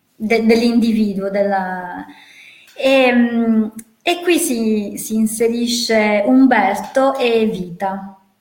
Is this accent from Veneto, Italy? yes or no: no; near Gorizia, Cervignano, Friuli-Venezia Giulia, Italy; io vengo dal Friuli